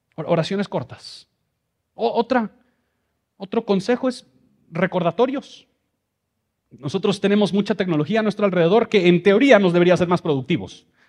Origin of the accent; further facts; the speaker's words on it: Mexico City, Mexico; moved away; yo crecí en Ciudad de México, por eso esta cara con este español